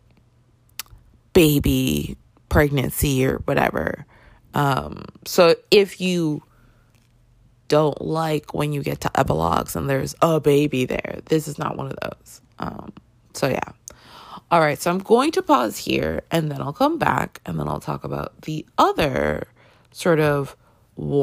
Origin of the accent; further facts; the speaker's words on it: Canada; I grew up in Canada